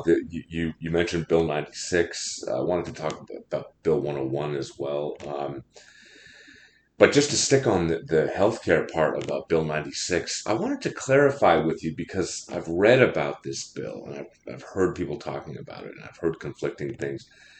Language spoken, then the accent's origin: English; Canada; I am a traditional or Anglophone, de souche Anglophone, in the sense that I was born in Canada and I went to school in English.